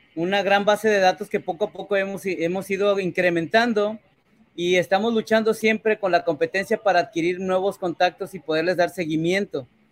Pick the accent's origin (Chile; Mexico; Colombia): Mexico; yo, como mexicano